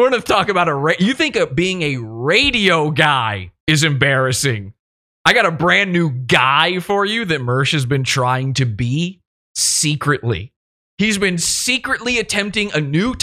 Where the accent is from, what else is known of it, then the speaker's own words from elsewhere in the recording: Richmond, Virginia, United States; my hometown of Richmond, Virginia